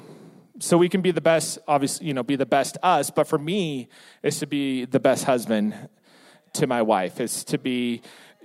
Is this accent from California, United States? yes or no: yes; San Diego, California, United States; I'm born and raised in San Diego. My entire life is there